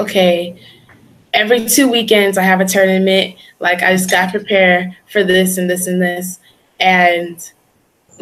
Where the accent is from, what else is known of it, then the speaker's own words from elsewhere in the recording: Lancaster, California, United States; I come from Los Angeles, California. Well, to be specific, Lancaster, California.